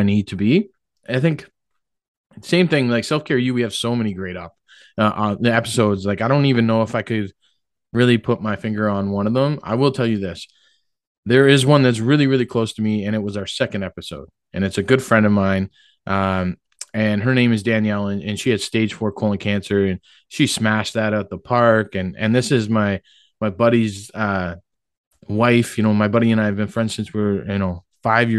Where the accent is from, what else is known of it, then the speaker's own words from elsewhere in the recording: Oshawa, Ontario, Canada; I'm from Oshawa. You know, I grew up right down there, Rotary Park.